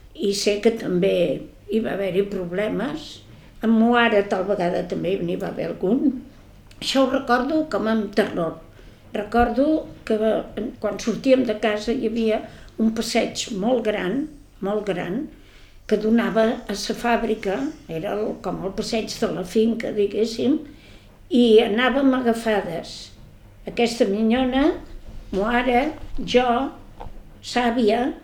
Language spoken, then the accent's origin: Catalan; Barcelona, Catalonia, Spain; now in Ciutadella, Spain; vaig néixer a Barcelona el dia 1 de febrer